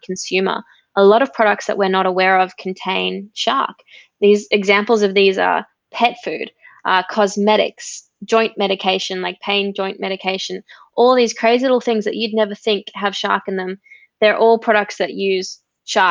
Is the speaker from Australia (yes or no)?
yes; Gold Coast, Queensland, Australia; born or raised there